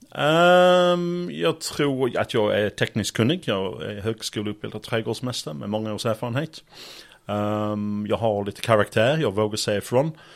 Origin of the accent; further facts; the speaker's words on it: Sheffield, Yorkshire and the Humber, United Kingdom; Swedish is a second language; moved away as an adult; now in Malmö, Sweden; jag kommer från Yorkshire, Sheffield, storstad